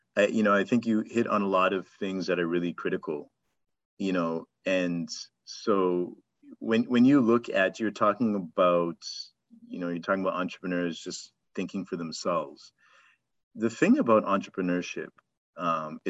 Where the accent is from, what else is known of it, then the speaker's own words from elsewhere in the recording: Zimbabwe; now in Toronto, Canada; I'm from Zim